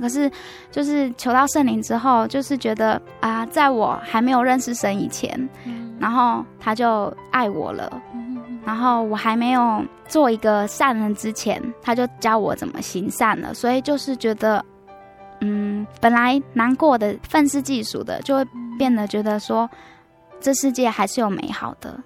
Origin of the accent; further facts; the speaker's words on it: Taichung, Taiwan; also born or lived in Tai'an Township, Miaoli County (Atayal village); 我小时候，我爸妈住在台中，但是因为他们工作的关系，呃，没有办法照顾我，所以他们请，我阿嬷照顾我，所以就是隔代教养，就是小时候直到念大班的时候才回来台中